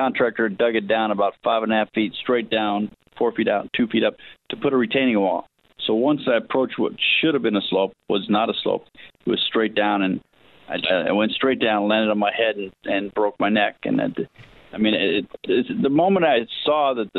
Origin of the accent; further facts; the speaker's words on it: Los Angeles, California, United States; also born or lived in Hollywood / Malibu / Newport Beach; I was born in Hollywood, and raised in the San Fernando Valley